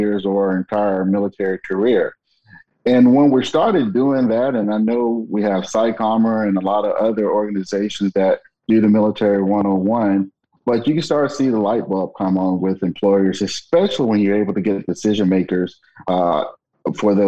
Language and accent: English; Alabama, United States; moved away; I'm originally from Alabama